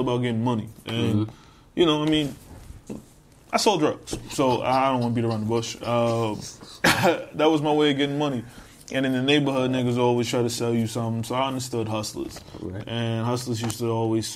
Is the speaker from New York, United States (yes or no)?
yes; New York City, New York, United States; moved away as an adult; also born or lived in Newport News, Virginia; now in Florida, United States; where I'm born is I'm from Coney Island, New York. I am from Brooklyn